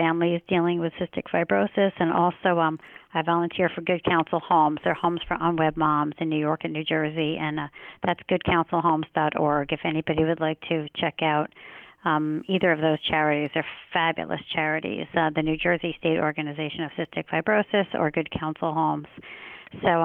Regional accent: London, United Kingdom; I was born in London

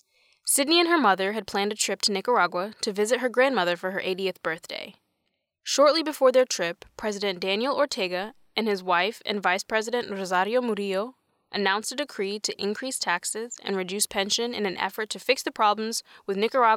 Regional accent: Kenya; now in United States; So I'm from Kenya originally. My parents moved to the U.S. to sort of get away

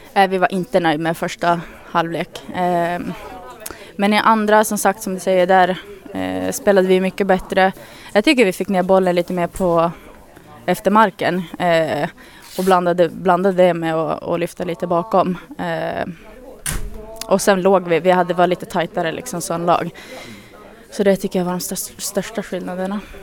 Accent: Örnsköldsvik, Västernorrland County, Sweden; now in Gävle, Sweden

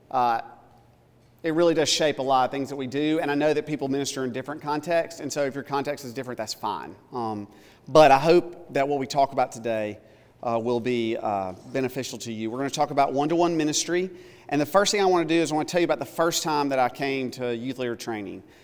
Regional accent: Tupelo, Mississippi, United States; also born or lived in South Carolina / Louisiana; now in Alabama, United States; Tupelo, Mississippi, which is also my hometown, uh, or I'm from all over the place. I was born in South Carolina.

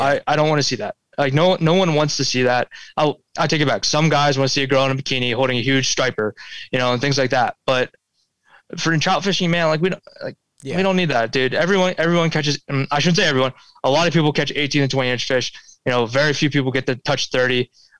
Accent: Pulaski, New York, United States; I see it the most on the East Coast, definitely kind of like where I grew up in Pulaski, New York

